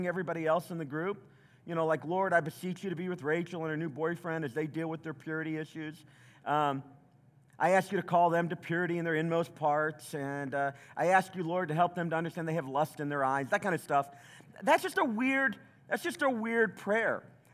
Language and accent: English; the South, United States; I grew up in the South